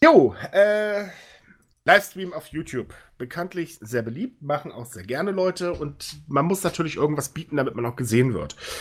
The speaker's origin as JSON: {"language": "German", "region": "Northern Germany", "country": "Germany", "moved": "yes", "lives_now": "Cologne, Germany", "said": "Ich bin ja so Fischkopf, der sich nur nach Köln verirrt hat."}